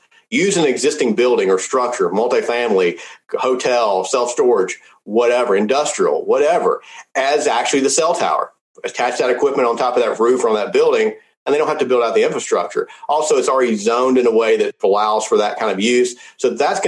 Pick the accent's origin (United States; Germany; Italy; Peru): United States; Memphis, Tennessee; I was born in Memphis, Tennessee, where St. Jude's is